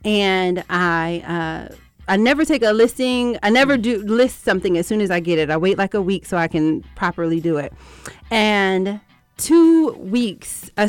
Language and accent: English; New Jersey, United States; I'm from Jersey.